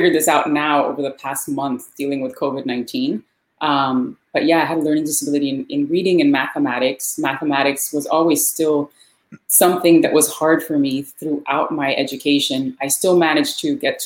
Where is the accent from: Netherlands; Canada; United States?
United States; Miami, Florida; Born and raised in Miami. Actually born in Hialeah, which is part of Miami. But I've lived here my whole life